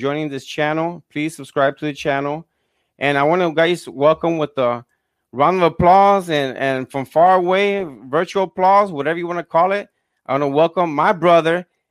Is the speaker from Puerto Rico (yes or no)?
yes; Fajardo, Puerto Rico; moved away; I grew up in Puerto Rico, Fajardo